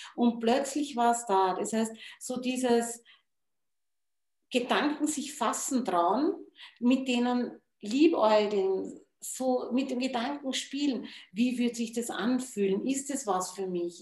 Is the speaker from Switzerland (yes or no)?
no; Wachau, Lower Austria, Austria; bei uns in der Wachau